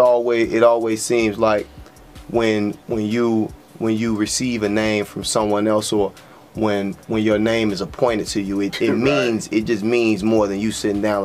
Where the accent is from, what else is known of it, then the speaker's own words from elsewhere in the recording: Chicago, Illinois, United States; growing up in Chicago in the 90s.